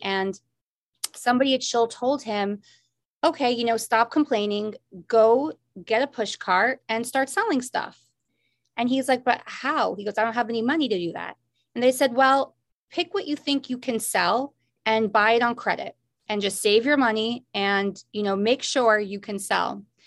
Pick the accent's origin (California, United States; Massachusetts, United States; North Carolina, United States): Massachusetts, United States; Newton; also born or lived in Chicago, Illinois; I grew up in Chicago for my first seven years of my life because we had a branch of Malden Mills there that my dad worked out of. When we moved to Boston